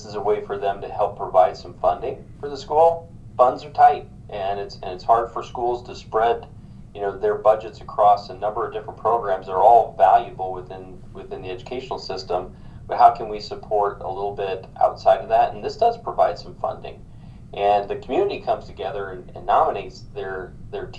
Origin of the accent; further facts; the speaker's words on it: Story City, Iowa, United States; my hometown of Story City, Iowa